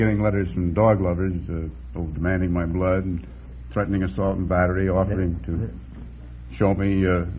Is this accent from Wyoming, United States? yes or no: no; Scranton, Pennsylvania, United States; I come from Scranton, Pennsylvania.